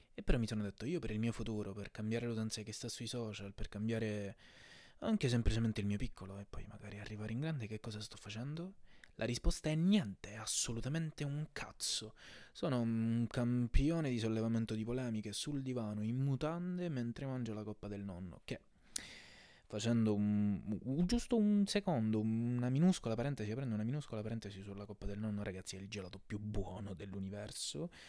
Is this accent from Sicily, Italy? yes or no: yes; Sicily, Italy; non so se si sente dall'accento, ma sono anche siciliano